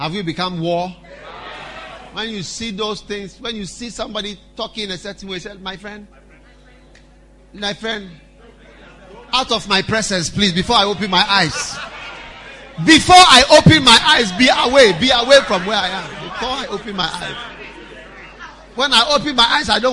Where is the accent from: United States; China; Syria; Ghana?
Ghana; our church in Accra